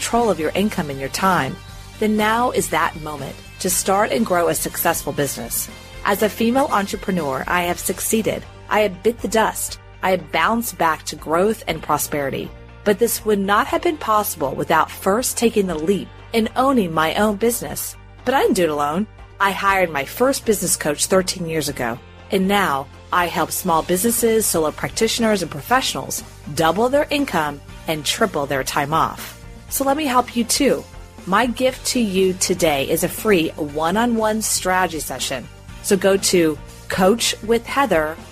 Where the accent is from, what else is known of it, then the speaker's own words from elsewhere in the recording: Houston, Texas, United States; I'm born and raised in Houston